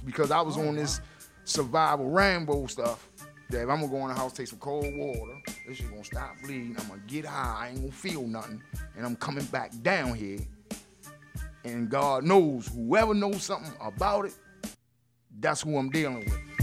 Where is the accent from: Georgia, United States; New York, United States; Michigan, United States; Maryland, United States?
Maryland, United States; Baltimore; I grew up in West Baltimore